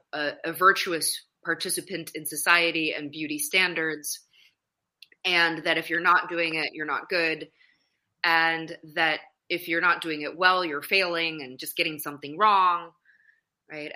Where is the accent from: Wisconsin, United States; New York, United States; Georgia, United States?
Wisconsin, United States; Madison; I grew up in the Midwest, so I'm originally from Madison, Wisconsin